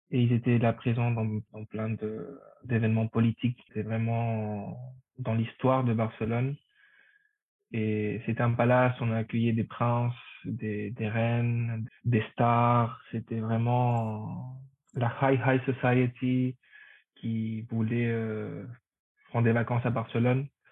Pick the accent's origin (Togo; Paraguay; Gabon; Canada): Paraguay; first language Spanish; French is a second language; moved away as an adult; now in Paris, France; Je viens du Paraguay. J'étais au lycée français du Paraguay